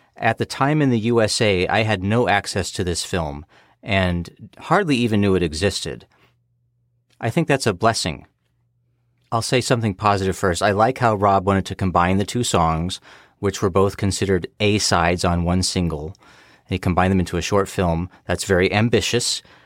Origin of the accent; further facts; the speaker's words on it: United States; I'm an American.